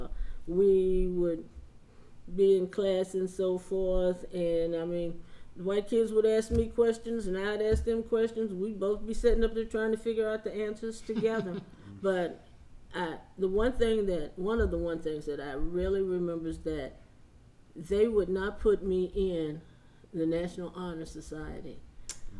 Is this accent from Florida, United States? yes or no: no; West Virginia, United States; I grew up in West Virginia in small town